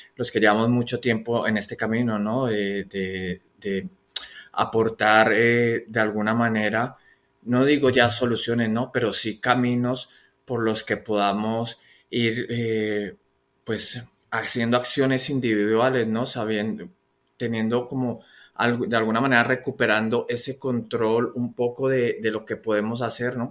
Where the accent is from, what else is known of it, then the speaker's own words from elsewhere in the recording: Colombia; yo soy colombiano